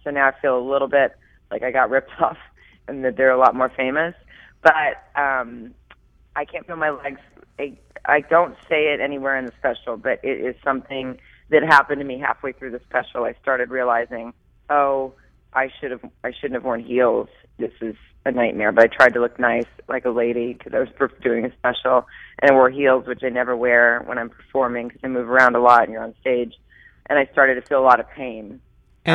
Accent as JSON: {"language": "English", "region": "Arkansas", "country": "United States", "tie": "born or raised there", "also_born_or_lived": "Dallas, Texas", "said": "I grew up in the South. I grew up in Arkansas after moving there from Dallas after the family broke up"}